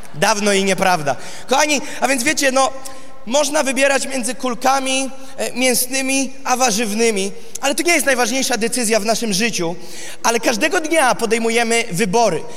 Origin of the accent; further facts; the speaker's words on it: Gołdap, Warmian-Masurian Voivodeship, Poland; Jest to miasto Goldap w samym górnym prawym rogu, bardzo bliziutko obwodu Kaliningrad, z Kaliningradem i tam się urodziłem